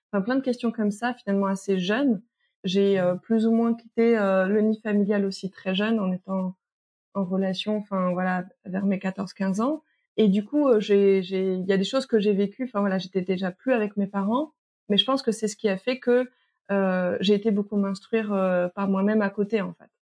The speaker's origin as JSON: {"language": "French", "country": "French Guiana", "tie": "born or raised there", "said": "j'ai grandi une partie de mon enfance en Guyane."}